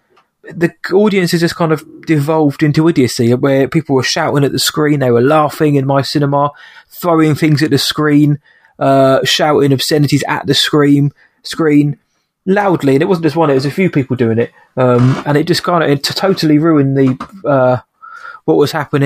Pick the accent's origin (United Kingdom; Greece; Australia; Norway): United Kingdom; England; I'm English